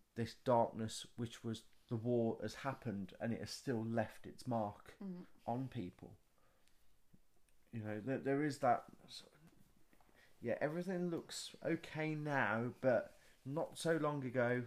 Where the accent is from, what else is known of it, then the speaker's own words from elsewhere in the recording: Guernsey; we're from Guernsey